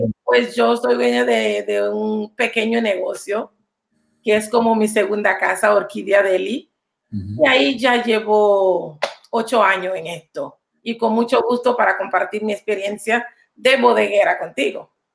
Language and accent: Spanish; Panama City, Panama; now in New York, United States; Soy de Panamá. Mucha gente dice que eres de Colón. No soy colonense. Soy de ah, la ciudad.